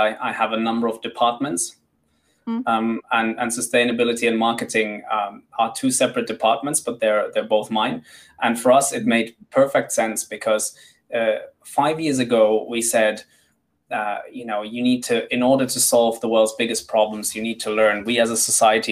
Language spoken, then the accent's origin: English; Madagascar; now in London, United Kingdom; I'm originally from Madagascar. I live in London